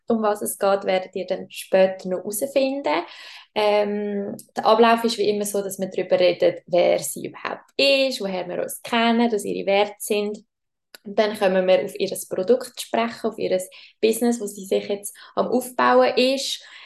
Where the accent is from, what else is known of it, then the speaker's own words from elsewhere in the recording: Schwyz, Switzerland; wir sind aber beide im Kanton Schweiz aufgewachsen